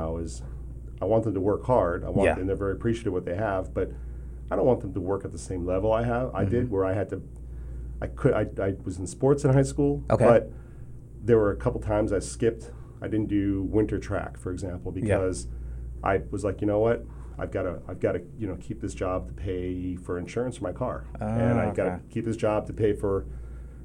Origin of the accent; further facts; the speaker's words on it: Sleepy Hollow, New York, United States; now in Phoenix, United States; I grew up in Sleepy Hollow, New York